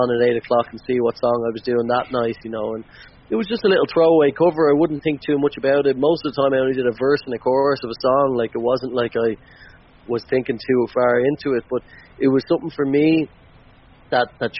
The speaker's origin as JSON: {"language": "English", "country": "Ireland", "said": "us as Irish people"}